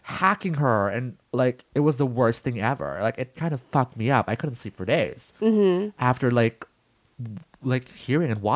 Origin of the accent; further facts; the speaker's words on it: Philippines; being Filipino, I come from the land of rape and murder